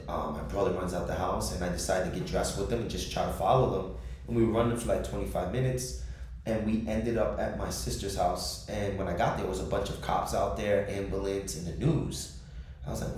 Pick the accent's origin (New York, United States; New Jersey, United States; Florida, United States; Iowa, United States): New Jersey, United States; Jersey City; I was born and raised in Jersey City, New Jersey